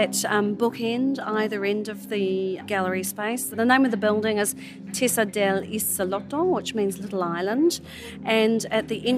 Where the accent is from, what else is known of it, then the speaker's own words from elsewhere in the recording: New Zealand; I hail from New Zealand